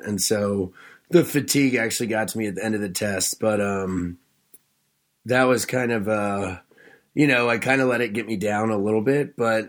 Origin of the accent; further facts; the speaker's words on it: Delaware, United States; now in Charleston, United States; Yes. I'm from the Eastern Shore of Delaware.